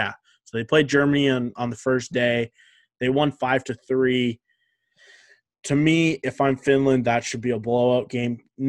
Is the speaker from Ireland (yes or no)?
no; Canada; it was frustrating as a Canadian fan